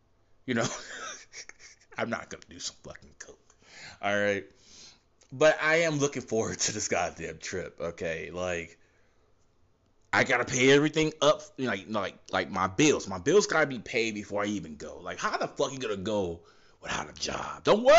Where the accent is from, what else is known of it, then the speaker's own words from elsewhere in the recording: Ottawa, Ontario, Canada; I'm Canadian. I'm from Ottawa, Canada.